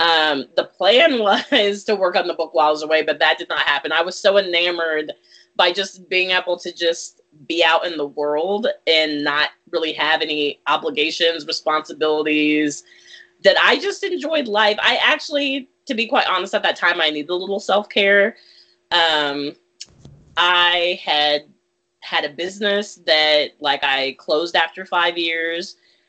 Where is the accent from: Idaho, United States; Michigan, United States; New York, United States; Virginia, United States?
Virginia, United States; moved away as an adult; also born or lived in California / Texas / Germany; I was born in California, moved to Austin, Texas, then Germany, then to Abilene, Texas, then Virginia was where I spent half of middle school and all of high school